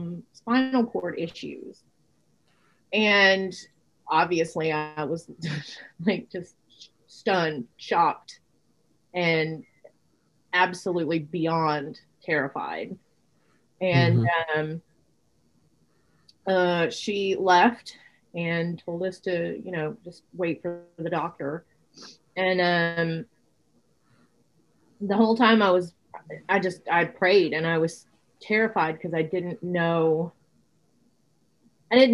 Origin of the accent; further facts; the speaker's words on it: Laredo, Texas, United States; moved away; I grew up in Laredo